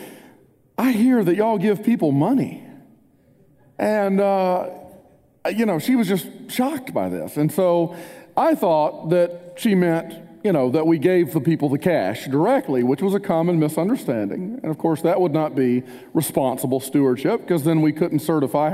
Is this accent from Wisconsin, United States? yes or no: no; Spartanburg, South Carolina, United States; moved away; also born or lived in Wilmore, Kentucky; I grew up in Spartanburg, a heavily Bible Belt town